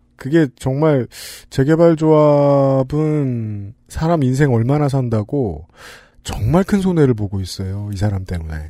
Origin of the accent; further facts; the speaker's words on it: Seoul, South Korea; 제가 어릴 때 살던 동네에